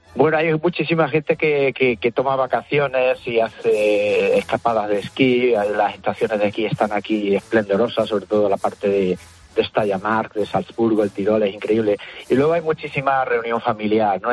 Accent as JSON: {"language": "Spanish", "town": "Zuheros", "region": "Andalusia", "country": "Spain", "moved": "as an adult", "lives_now": "Vienna, Austria", "said": "yo soy de Zuaro, de como ha dicho el compañero de Orrute, pues para mí el pueblo más bonito del mundo"}